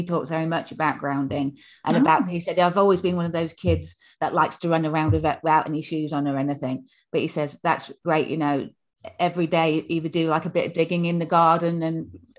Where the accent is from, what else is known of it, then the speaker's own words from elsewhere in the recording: Yorkshire and the Humber, United Kingdom; I'm from Yorkshire originally.